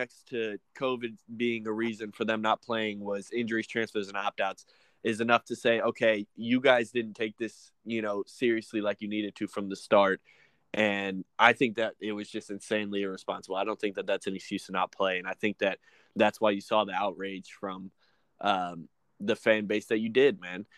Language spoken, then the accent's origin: English; the South, United States; we're from the South